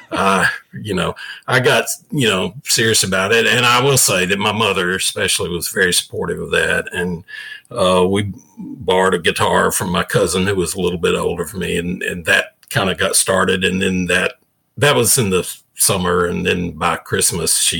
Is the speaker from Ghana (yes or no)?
no; the South, United States; growing up in the South, like I did